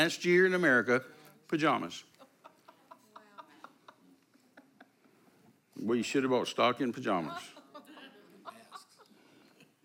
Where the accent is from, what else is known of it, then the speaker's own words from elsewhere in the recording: Texas, United States; I'm a Texan.